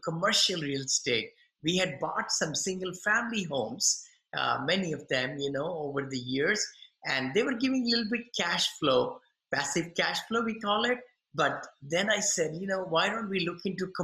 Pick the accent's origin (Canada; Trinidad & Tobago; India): India; moved away as an adult; now in United States; I'm from India originally. I came almost 40 some years back from India.